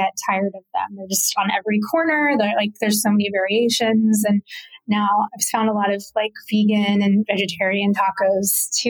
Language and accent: English; the South, United States; And that was a little different from how I grew up. I grew up in the South.